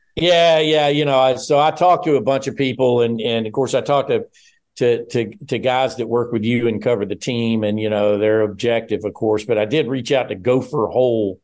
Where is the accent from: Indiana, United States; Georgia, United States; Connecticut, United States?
Georgia, United States; born and raised in Georgia